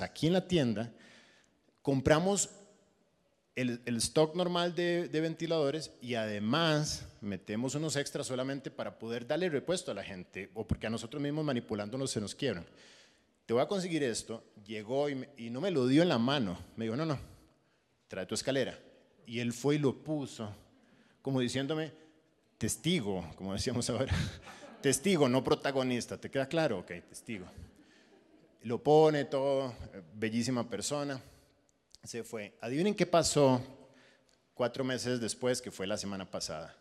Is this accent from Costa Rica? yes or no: yes; Costa Rica; moved away as an adult; now in Panama; yo soy costarricense y tenía mi, mi iglesia en Costa Rica